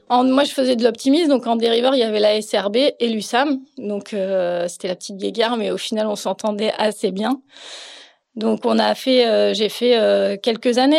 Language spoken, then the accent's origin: French; Plouguerneau, Brittany, France; je suis née à Plouguerneau, donc c'est un petit tout petit peu au nord de la Euh, mes parents étaient professeurs à Brest et du coup, on habitait à Plouguerneau quand je suis née